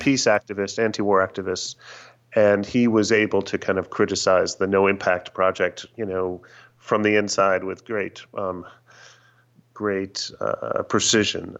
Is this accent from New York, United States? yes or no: yes; New York, United States; growing up in New York